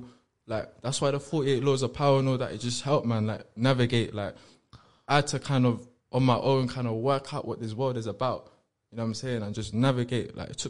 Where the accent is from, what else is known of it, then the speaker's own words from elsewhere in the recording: London, United Kingdom; Yeah, my first house was Chelsea in Kensington.